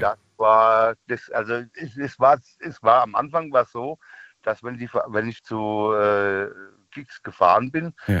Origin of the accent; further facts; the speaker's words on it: near Aschaffenburg, Bavaria, Germany; Ich komme aus der Nähe von äh, Aschaffenburg.